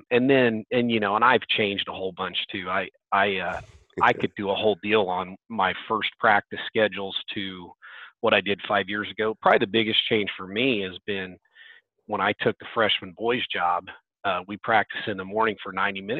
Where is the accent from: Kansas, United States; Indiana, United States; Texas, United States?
Kansas, United States; Andale; I'm from Andale, Kansas. Uh, we're a small 4A school in uh, um, close to Wichita.